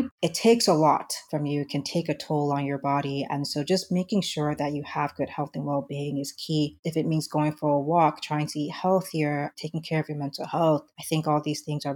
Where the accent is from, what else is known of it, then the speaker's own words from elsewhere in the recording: United States; moved away; also born or lived in Nigeria; I was born and raised in the United States